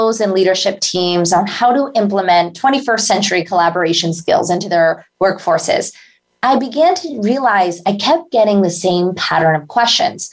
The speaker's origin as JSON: {"language": "English", "country": "India", "moved": "yes", "said": "as an Indian immigrant"}